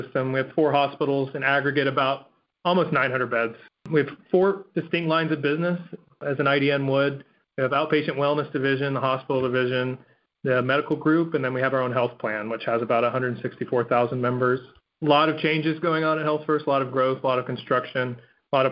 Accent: Florida, United States; And I grew up in Florida.

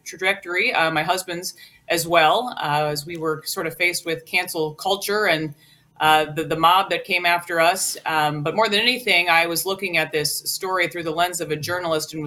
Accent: Worthington, Minnesota, United States; I'm a Minnesota native, born and raised in Worthington, Minnesota, very southwest corner of the state

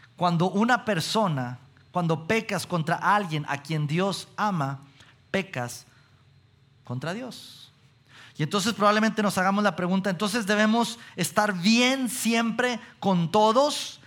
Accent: Mexico; como mexicanos que somos

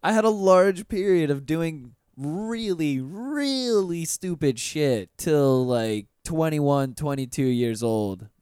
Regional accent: Pensacola, Florida, United States; moved away as an adult; now in Orlando, United States; I'm from Pensacola, Florida

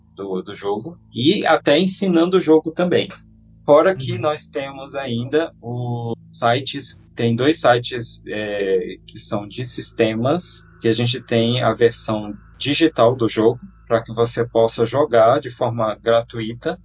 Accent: Brasília, Federal District, Brazil; Eu sou de Brasília

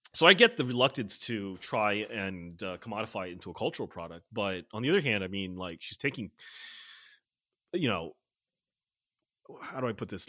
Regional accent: United States; growing up in America

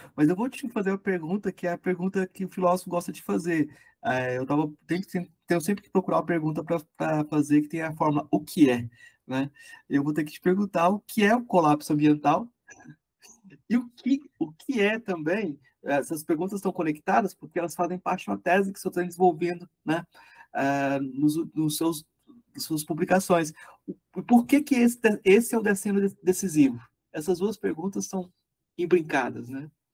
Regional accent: Goiás, Brazil; eu sou de Goiás

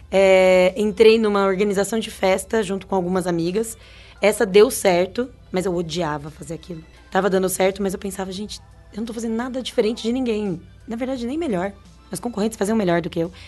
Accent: São Carlos, São Paulo, Brazil; A gente é de São Carlos e com muito, muito, muito orgulho

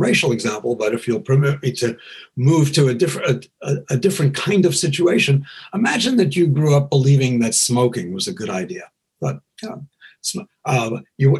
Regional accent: New York, United States; I was raised in New York

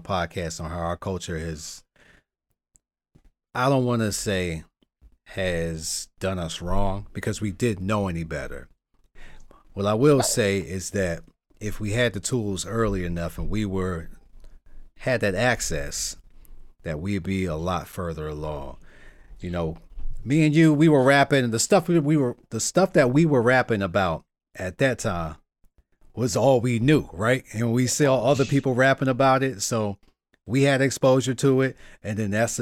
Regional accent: New York, United States; moved away; also born or lived in Virginia / Florida; I'm mainly from New York, but I've been in hoods in Virginia, New York, and in Florida

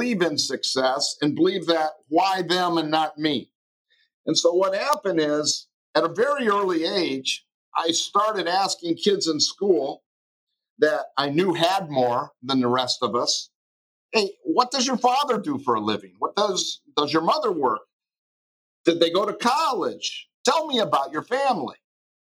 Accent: Detroit, Michigan, United States; Life in Detroit was wonderful. I was raised in the late 50s and early 60s as a young person there in a lower middle class household

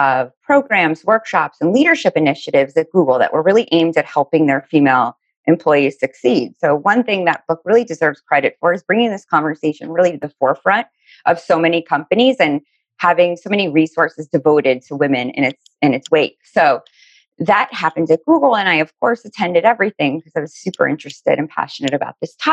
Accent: Miami, Florida, United States; now in New Jersey, United States; I'm originally from Miami, Florida

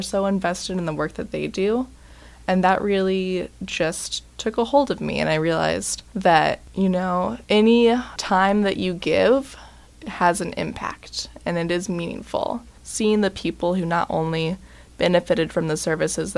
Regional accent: Bloomington, Indiana, United States; Growing up in Bloomington

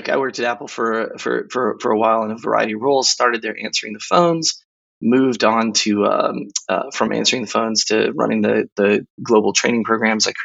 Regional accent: Nuremberg, Bavaria, Germany; also born or lived in Temple, Texas; I was a military brat. I grew up in Nuremberg. Um, we moved around a lot. I ended up going to high school uh, in Temple, Texas, about an hour outside of Austin

